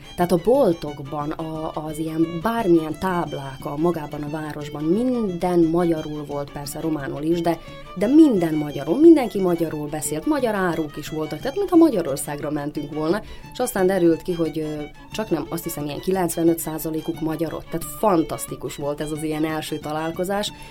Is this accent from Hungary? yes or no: no; Banat, Vojvodina, Serbia; én a Bánátban nőttem föl